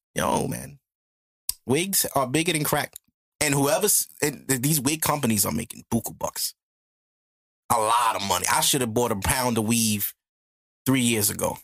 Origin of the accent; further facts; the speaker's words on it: United States; I'm American